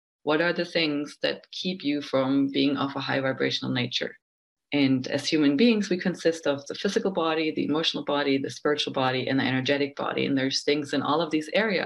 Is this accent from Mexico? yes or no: no; Germany; I'm from Germany